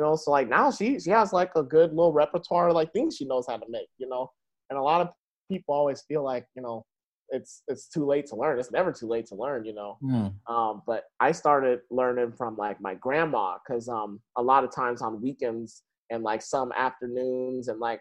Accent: Seattle, Washington, United States; I grew up in Beacon Hill

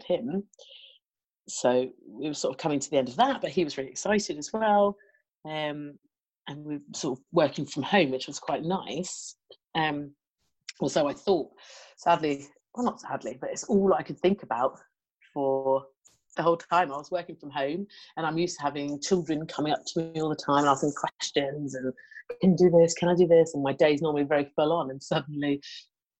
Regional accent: Hampshire, South East England, United Kingdom; I'm from Hampshire in the UK, so like the southeast part.

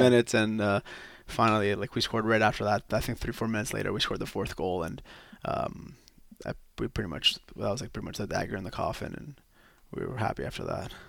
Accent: Quebec, Canada; I'm just from Quebec, born and raised in Quebec

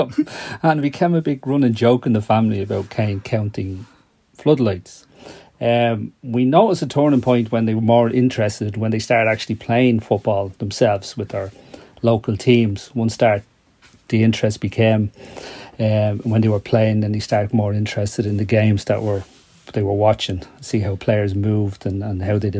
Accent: Dublin, Leinster, Ireland; When I was growing up in Drimna

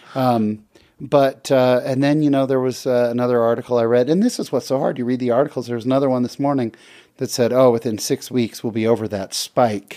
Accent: Bay Area, California, United States; now in Utah, United States; I grew up in the Bay Area.

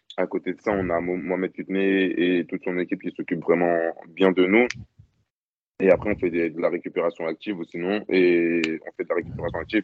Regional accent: France; en tant que Français

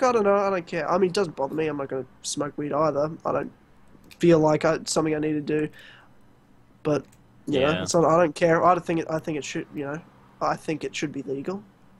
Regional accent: Australia; I'm Australian.

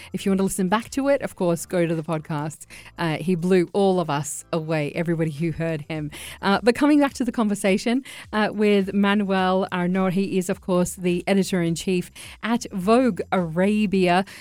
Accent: Australia; I'm Iraqi, but I grew up in Australia

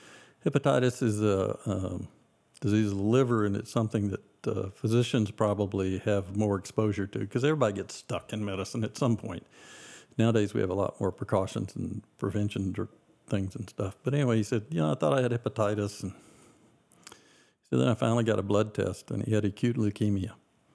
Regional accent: the South, United States; Well, growing up in the South was a little bit different.

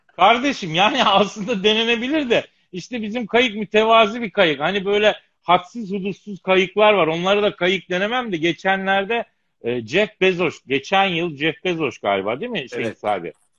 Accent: Eskişehir, Turkey; moved away; also born or lived in Elazığ; Eskişehir'de büyüdüm, Elazığ'da doğdum.

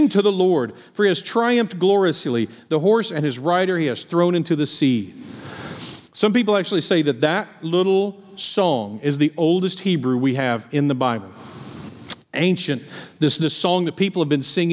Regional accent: Appleby, Texas, United States; I grew up outside of Appleby, Texas

